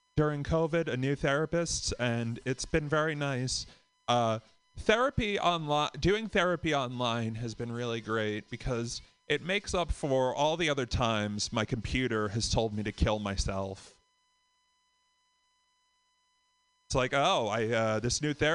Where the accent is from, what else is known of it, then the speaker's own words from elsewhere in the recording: Boston, Massachusetts, United States; from Boston